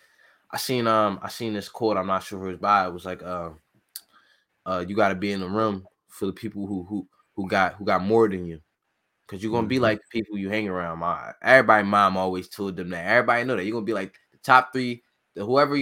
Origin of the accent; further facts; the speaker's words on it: Philadelphia, Pennsylvania, United States; I grew up in North Philly